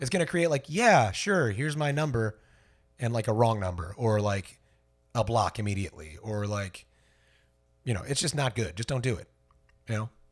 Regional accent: Fort Myers, Florida, United States; born or raised there

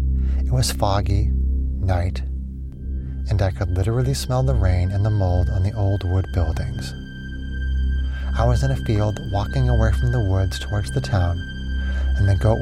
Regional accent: Minnesota, United States; Like I said, small town in Minnesota. One night, like the same week that I moved back to my home state

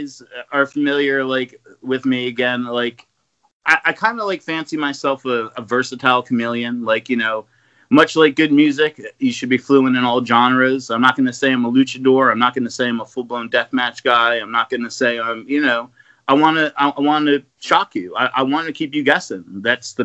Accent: New Jersey, United States; I came from Jersey

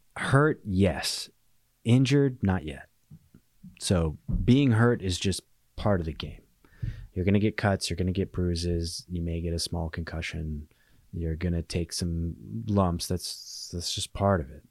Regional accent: Alaska, United States; moved away; I was born and raised in Alaska, and I keep my house here

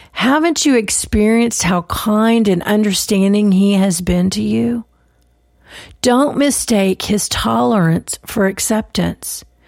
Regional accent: Texas, United States; I'm from the South, I'm from Texas

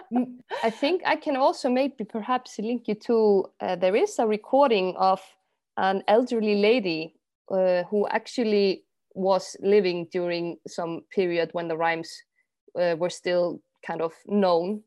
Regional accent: Iceland; I'm from Iceland.

